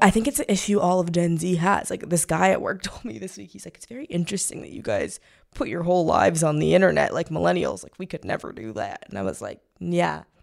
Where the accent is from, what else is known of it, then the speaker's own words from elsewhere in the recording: Missouri, United States; moved away; I'm from Missouri